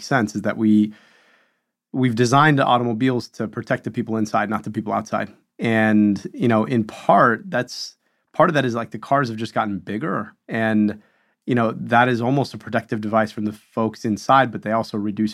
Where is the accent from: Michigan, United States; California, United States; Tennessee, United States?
Michigan, United States; I'm from Michigan, and we're like in the heart of auto country.